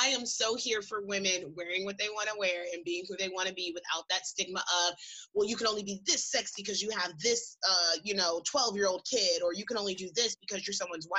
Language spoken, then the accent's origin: English; Kansas City, Missouri, United States; I was born in Kansas City, Missouri